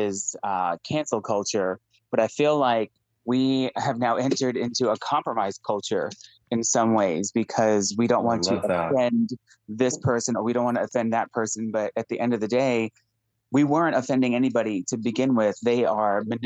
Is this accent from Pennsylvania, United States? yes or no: no; New York, United States; now in Tennessee, United States; I'm a New Yorker